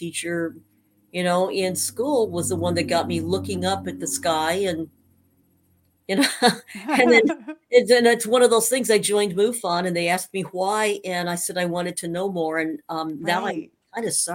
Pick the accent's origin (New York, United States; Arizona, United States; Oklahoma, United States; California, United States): Arizona, United States; Safford; moved away; also born or lived in Missouri; I grew up in Safford, Arizona, which is just, you know, a few miles north of Mexico, so way down in Graham County